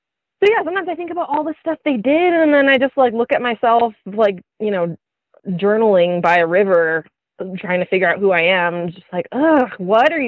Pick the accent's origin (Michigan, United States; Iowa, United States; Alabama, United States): Michigan, United States; a suburb of Detroit; moved away; I'm from a suburb